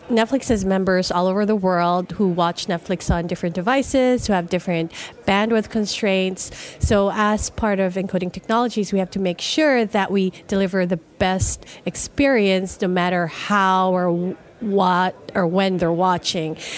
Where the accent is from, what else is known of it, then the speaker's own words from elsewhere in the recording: Philippines; moved away; I'm originally from the Philippines